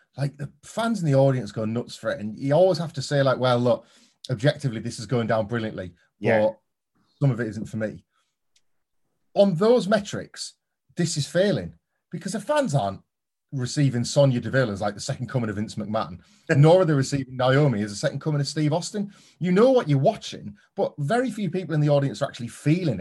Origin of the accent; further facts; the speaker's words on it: United Kingdom; us Brits